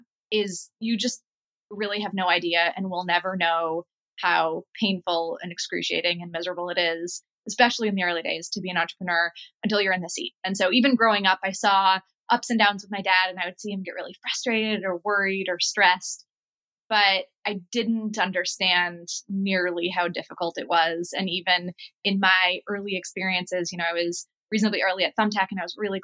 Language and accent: English; just outside of Minneapolis, Minnesota, United States; moved away; I grew up in a family just outside of Minneapolis